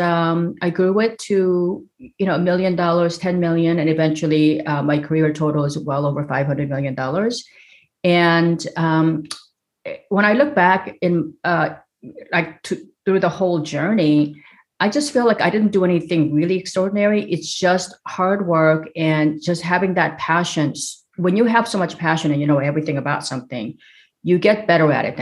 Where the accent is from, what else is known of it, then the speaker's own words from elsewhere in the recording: South Korea; now in United States; I grew up in South Korea. And came to America